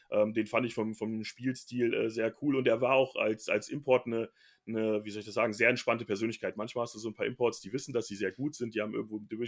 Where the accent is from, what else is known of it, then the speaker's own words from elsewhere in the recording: Bielefeld, North Rhine-Westphalia, Germany; born there; Ja, äh, weil ich ja offensichtlich da geboren bin und äh, darüber gibt es auch äh, schriftliche Nachweise